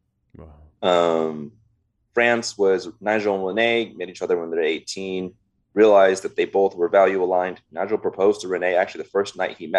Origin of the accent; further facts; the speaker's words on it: Los Angeles, California, United States; I was born and raised in the Valley here in LA. My family immigrated here from Vietnam.